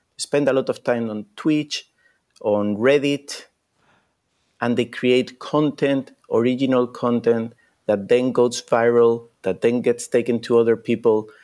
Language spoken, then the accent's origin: English; Spain; moved away; I come from Spain